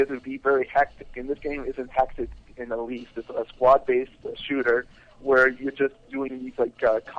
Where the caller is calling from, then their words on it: Canada; from Canada.